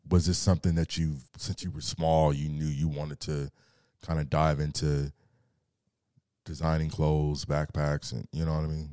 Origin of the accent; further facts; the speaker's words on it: Carson, California, United States; also born or lived in Torrance; I'm from Torrance, by way of Carson, one hundred sixty-ninth and Avalon, Centerview.